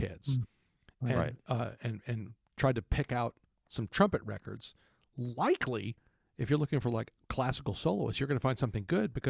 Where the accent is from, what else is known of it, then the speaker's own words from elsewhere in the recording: Texas, United States; growing up in Texas where everything's fairly competitive.